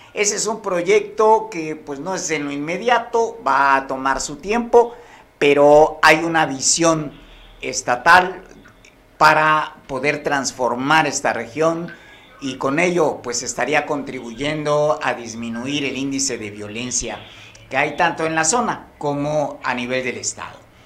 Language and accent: Spanish; Guerrero, Mexico; aquí en Guerrero